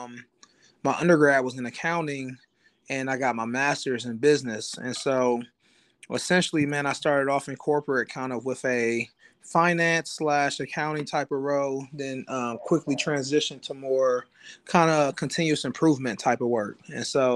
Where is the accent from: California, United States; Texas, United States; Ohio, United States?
Ohio, United States; Columbus; I'm from Columbus, Ohio